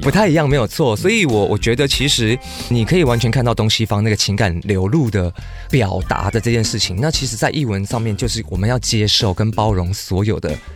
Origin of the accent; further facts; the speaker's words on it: Kaohsiung, Taiwan; 特别是我的家乡，就是高雄